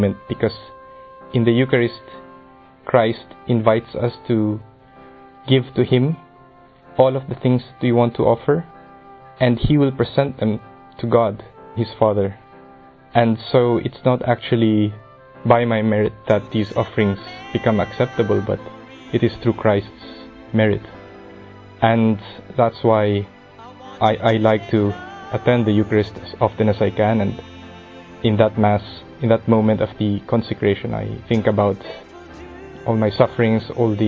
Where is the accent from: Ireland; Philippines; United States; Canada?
Philippines; I'm from the Philippines